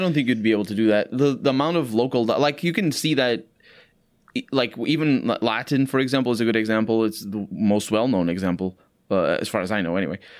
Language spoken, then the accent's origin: English; Portugal; English is a second language; here in Portugal